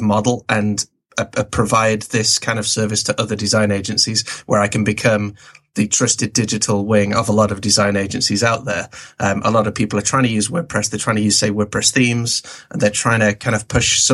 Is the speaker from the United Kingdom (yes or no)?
yes; England, United Kingdom; also born or lived in Canada; Basically born in Canada, moved to England when I was four. So I'm as English as the Queen, probably.